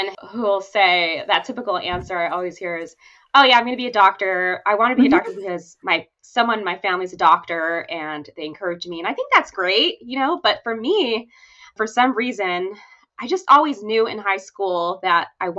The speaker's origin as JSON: {"language": "English", "town": "San Pablo", "region": "California", "country": "United States", "tie": "born or raised there", "also_born_or_lived": "Oakland, California / Newport Beach, California / Irvine, California / Washington State", "said": "I myself grew up in San Pablo, California, Bay Area, and I still live here"}